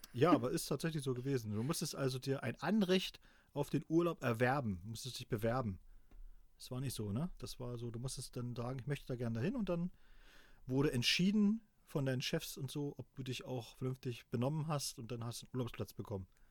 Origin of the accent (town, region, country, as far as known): East Germany, Germany